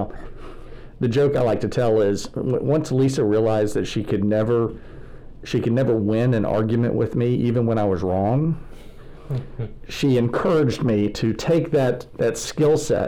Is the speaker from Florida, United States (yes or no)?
no; Houston, Texas, United States; moved away as an adult; also born or lived in Abilene, Texas; now in Dallas, United States; Growing up in Houston at the Memorial Church of Christ